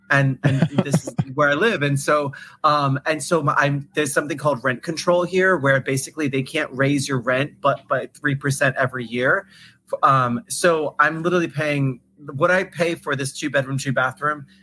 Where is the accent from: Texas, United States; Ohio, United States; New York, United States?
New York, United States; when I first moved here, I didn't have a license because I was from New York